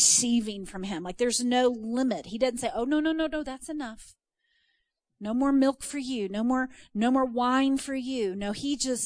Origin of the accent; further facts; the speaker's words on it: Texas, United States; I'm from Texas